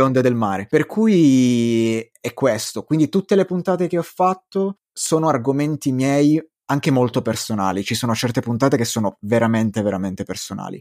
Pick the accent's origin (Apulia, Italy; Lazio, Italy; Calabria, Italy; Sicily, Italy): Calabria, Italy; Crotone; io sono di origini calabresi, vengo da Crotone